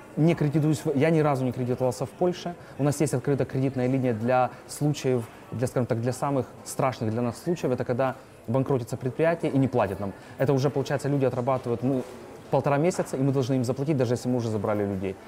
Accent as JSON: {"language": "Russian", "town": "Kherson", "region": "Kherson Oblast", "country": "Ukraine", "tie": "born or raised there", "also_born_or_lived": "Dnipro", "moved": "as an adult", "lives_now": "Poland", "said": "я сам из Украины, я с Херсона, обычный парень. И я также люблю Украину, это моя родина. Херсон моя родина, Днепр моя родина"}